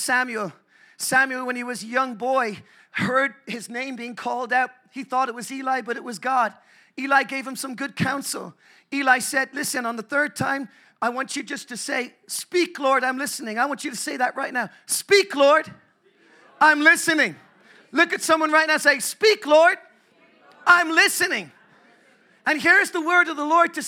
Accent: Ireland; I'm so grateful I'm Irish. I'm from the Republic of Ireland

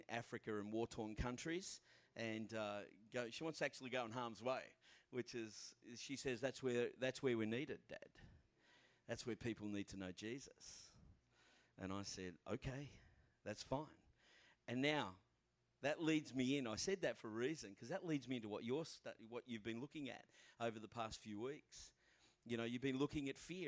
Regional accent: Australia; I'm from Australia

